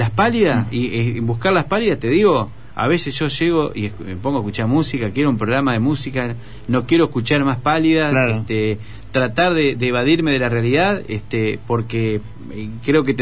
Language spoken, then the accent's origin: Spanish; Santa Fe, Argentina; yo soy santafesino, pero adquirí la forma suave de hablar. Nosotros somos un poco tranquilos, ¿viste?